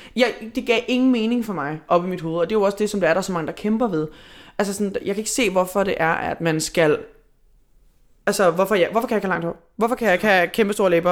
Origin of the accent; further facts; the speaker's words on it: Hvidovre, Capital Region of Denmark, Denmark; Siden jeg var 14, jeg er fra Hvidovre